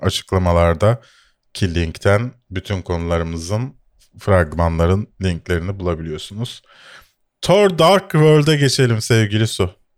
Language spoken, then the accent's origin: Turkish; Bakırköy, Istanbul, Turkey; also born or lived in Şişli, Istanbul; Doğu Avrupa'dayım çünkü Bakırköylüyüm ve Şişli'de oturuyorum.